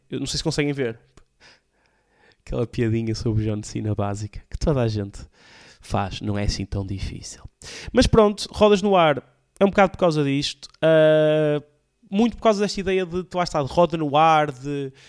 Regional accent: Alfena, Porto District, Portugal; also born or lived in Valongo; now in Águas Santas, Portugal; sou originário de Alfena, terra que adoro

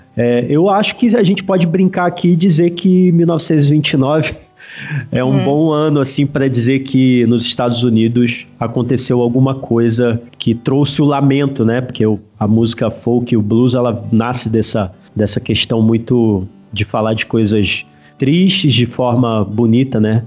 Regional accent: Rio de Janeiro, Brazil; moved away as an adult; also born or lived in São Paulo; now in Campinas area, Brazil; sou carioca

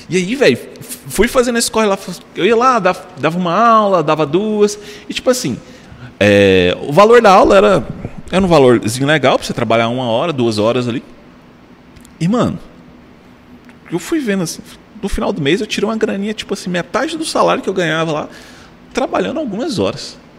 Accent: Tocantins, Brazil; Eu falei, sou lá do Tocantins, eu vim pra cá pra fazer o curso.

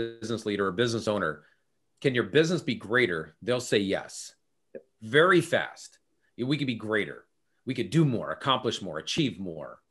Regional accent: California, United States; now in Minnesota, United States; I'm from California originally. I live in Minnesota now

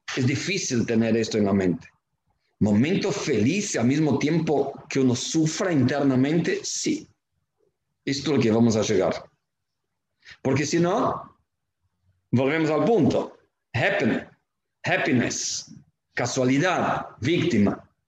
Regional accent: Argentina; como argentinos

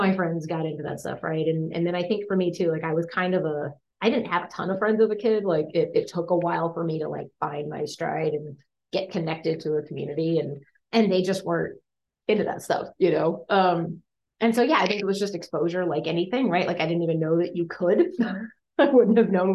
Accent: Colorado, United States; moved away as an adult; now in Kansas City, United States; growing up in Colorado

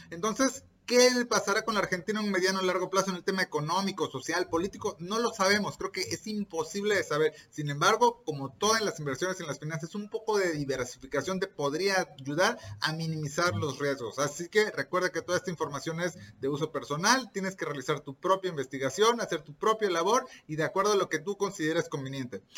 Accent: Mexico; soy mexicano y estoy grabando este episodio directamente desde México

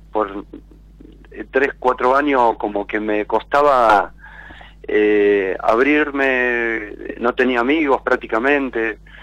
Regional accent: Rosario, Santa Fe, Argentina; De Rosario

